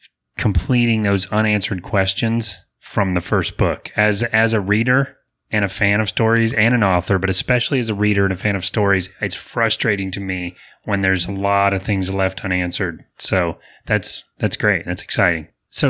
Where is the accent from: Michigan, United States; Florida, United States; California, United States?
Florida, United States; Apopka; Apopka, I'm from Apopka, and it's thriving, but it's not as remote. But a lot of families have been there for generations.